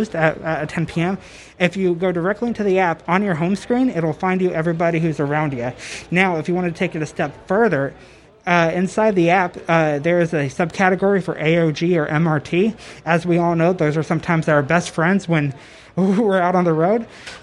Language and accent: English; Texas, United States; I'm from Texas here